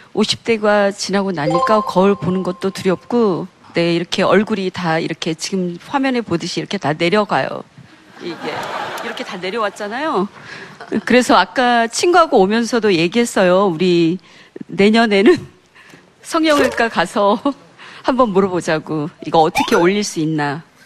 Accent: South Korea; first language Korean; moved away as an adult; now in North Carolina, United States; 한국어가 모국어다 보니까

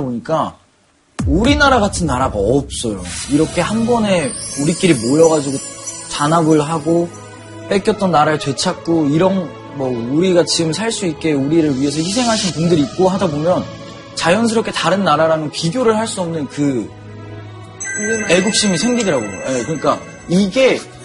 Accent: South Korea; 왜 내가 한국에서 태어났을까

